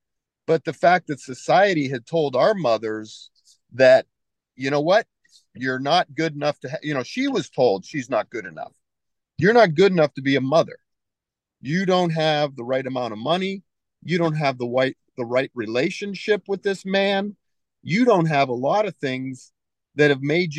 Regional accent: United States; also born or lived in Japan; I'm from America

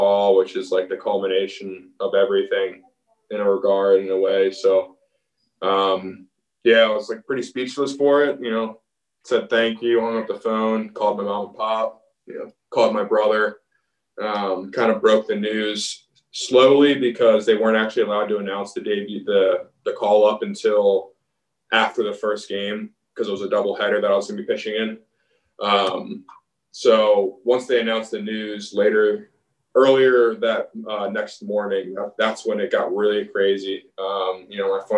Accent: Baltimore, Maryland, United States; my hometown team

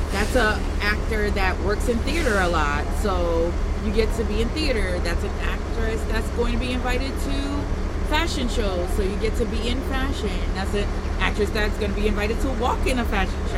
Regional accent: Ghana; now in New York, United States; So I'm, I'm originally from Ghana.

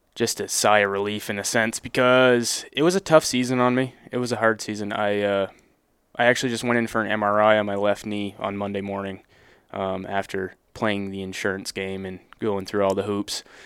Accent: Northern Vermont, United States; I'm from Northern Vermont

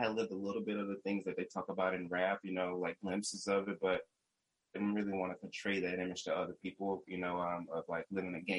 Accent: North Carolina, United States; moved away as an adult; also born or lived in Michigan / California; now in Humboldt, California, United States; I'm from North Carolina originally. I moved to Michigan to do, you know, for college for 4 years

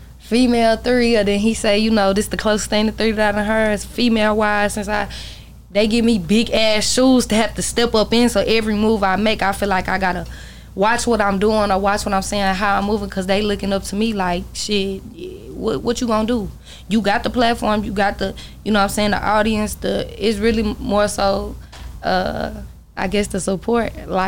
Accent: McKinney, Texas, United States; I grew up somewhere in McKinney, so it's like I know three whole family.

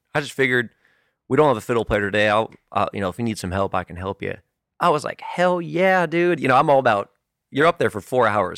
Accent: California, United States; moved away; green kid from California

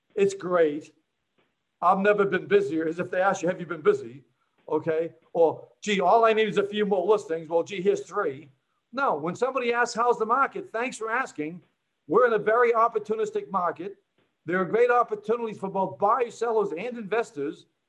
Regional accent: Boston, Massachusetts, United States; moved away as an adult; also born or lived in New Jersey; I'm from Boston

